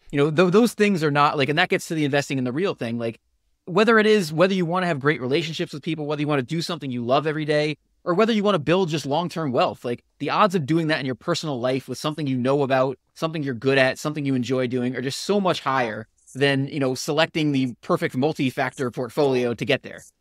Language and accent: English; Connecticut, United States; moved away as an adult; also born or lived in Georgia; I, I grew up in Connecticut